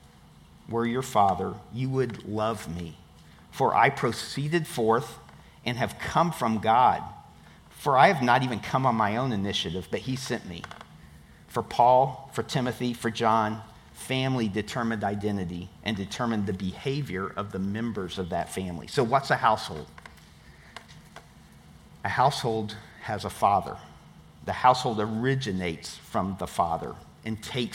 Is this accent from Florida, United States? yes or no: yes; Tampa, Florida, United States; I'm from Tampa